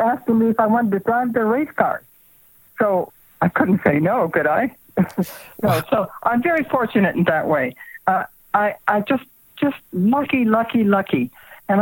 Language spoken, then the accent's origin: English; Juneau, Alaska, United States; also born or lived in Phoenix, Arizona / Hermosa Beach, California; now in Gardnerville, United States; I was born in Juneau, Alaska.